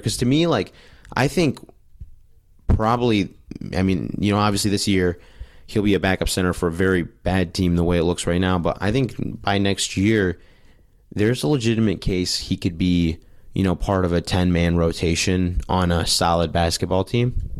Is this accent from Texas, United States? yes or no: no; Detroit, Michigan, United States; I am from Detroit